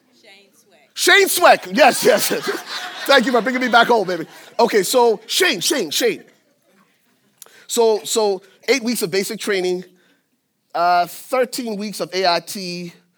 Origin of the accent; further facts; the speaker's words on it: Liberia; moved away; I'm originally from Liberia, West Africa, and I went to high school, uh, tenth grade, tenth through twelfth grades at a Southern Baptist boarding school